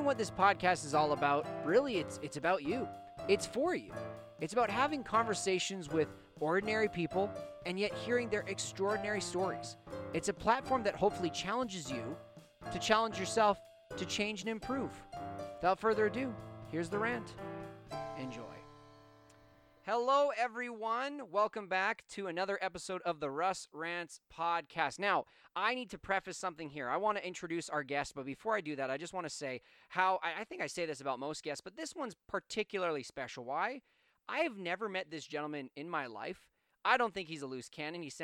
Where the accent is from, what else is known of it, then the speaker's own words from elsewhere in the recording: Canada; I'm from Canada